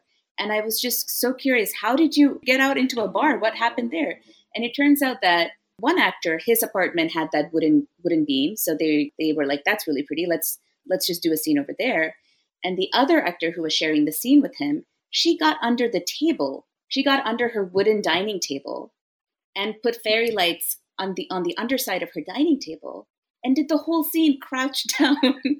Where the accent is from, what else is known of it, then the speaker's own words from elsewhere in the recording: Chennai, Tamil Nadu, India; also born or lived in San Jose / Singapore; I was born in the Bay Area in San Jose, and then we moved to Singapore when I was 6, and then we moved to India when I was 9, and then I did middle school, high school, college in India.